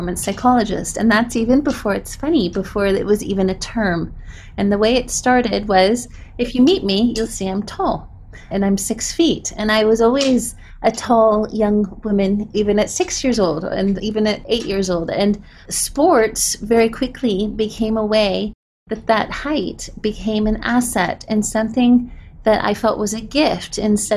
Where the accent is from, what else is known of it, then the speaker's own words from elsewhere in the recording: Sarasota, Florida, United States; moved away as an adult; I grew up in Sarasota, Florida, which is on the West Coast between Naples and Tampa.